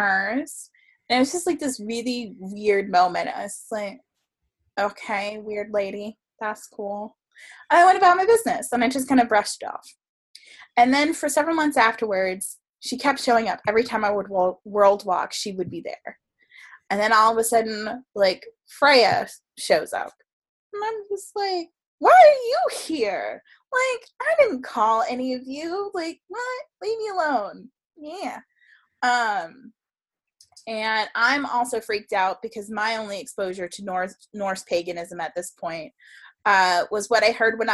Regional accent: South Florida, United States; I grew up in South Florida

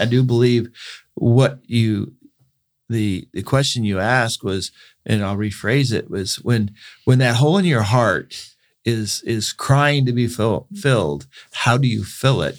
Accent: Bakersfield, California, United States; born and raised in Bakersfield

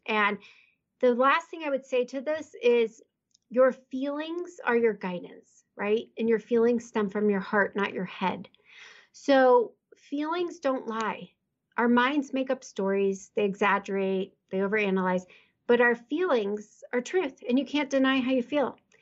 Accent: Midwest, United States; moved away as an adult; I'm from the Midwest.

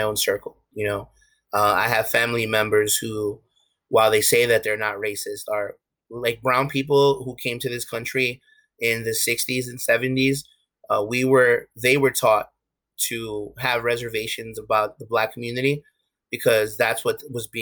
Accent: New York, United States; My parents are both from Ecuador. I'm first generation Ecuadorian American. But I grew up in Harlem

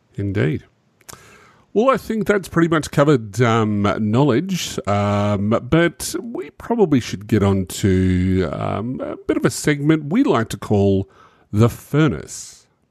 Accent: Australia; I'm an Australian

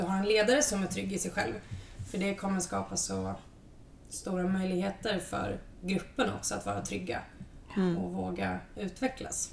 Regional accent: Östergötland, Sweden; moved away; also born or lived in Lund; jag är en envis östgöte i grunden

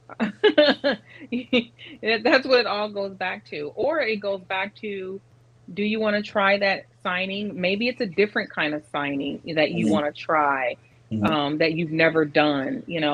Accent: Detroit, Michigan, United States; also born or lived in Arizona / Georgia / St. Petersburg, Florida / Lakeland, Florida; now in Tampa, United States; I'm originally from Detroit

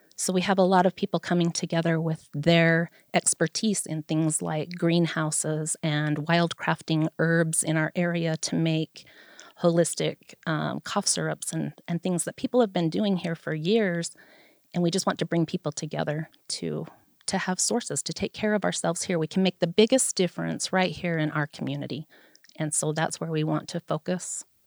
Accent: Vernal, Utah, United States; I am a lifelong resident of Vernal. I was born here in the Uena County Hospital

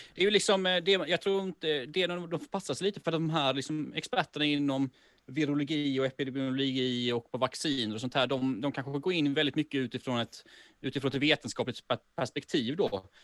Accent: Sweden; now in Malmö, Sweden; jag bor ju i Malmö, men jag är ju från Småland från början

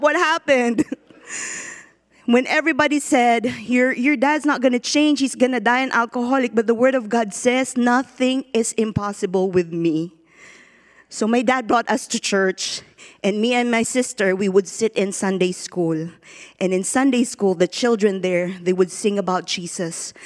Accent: Philippines; born or raised there; now in United States

